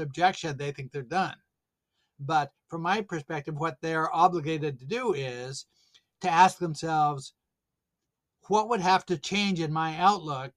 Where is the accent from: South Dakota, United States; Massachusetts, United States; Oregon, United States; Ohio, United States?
Oregon, United States; Salem; I grew up in Salem, Oregon